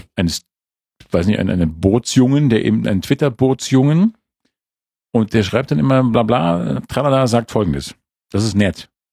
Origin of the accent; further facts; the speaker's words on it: Schleswig-Holstein, Germany; now in Munich, Germany; als Schleswig-Holsteiner